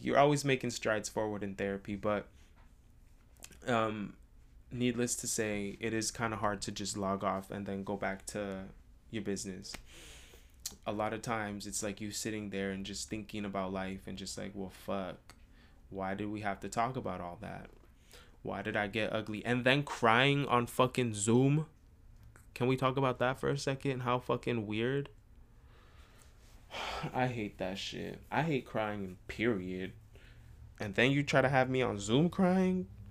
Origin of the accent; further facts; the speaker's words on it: San Rafael, California, United States; moved away as an adult; also born or lived in Richmond, California; now in Los Angeles, United States; I'm from San Rafael, which is only across the bridge